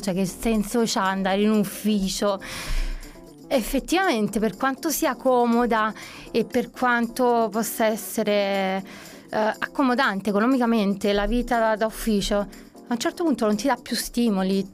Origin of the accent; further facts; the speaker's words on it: Naples, Campania, Italy; moved away as an adult; now in London, United Kingdom; sono napoletana, doc, Napoli mi scorre nelle vene